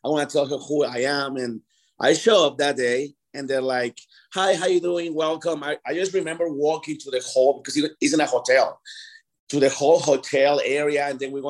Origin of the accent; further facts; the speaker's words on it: Mexico City, Mexico; now in Denver, United States; I'm from Mexico City